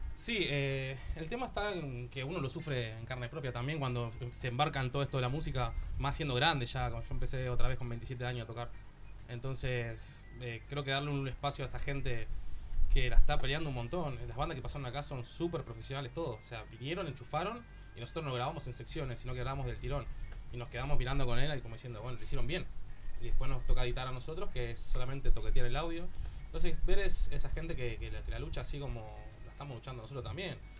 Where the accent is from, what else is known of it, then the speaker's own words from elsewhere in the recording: Argentina; now in Barcelona, Spain; somos tres argentinos y una catalana